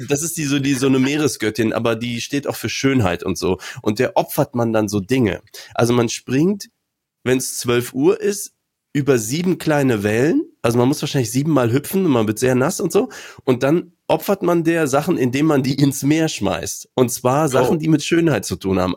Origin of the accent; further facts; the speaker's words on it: Aachen, North Rhine-Westphalia, Germany; born or raised there